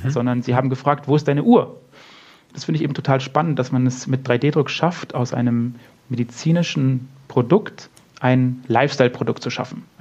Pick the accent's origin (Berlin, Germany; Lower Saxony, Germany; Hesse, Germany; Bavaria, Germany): Bavaria, Germany; Munich; wenn ich jetzt zum Beispiel durch, durch München laufe, also mein, meine Heimatstadt sozusagen